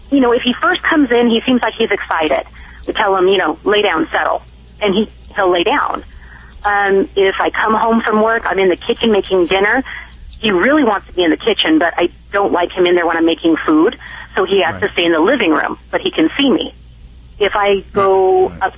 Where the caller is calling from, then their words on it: Alta Loma, California, United States; Alta Loma, California.